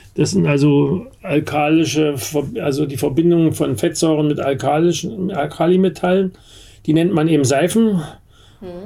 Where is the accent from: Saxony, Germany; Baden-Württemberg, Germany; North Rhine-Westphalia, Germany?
Saxony, Germany; Bad Elster; now in Berlin, Germany; da, wo ich herkomme in Bad Elster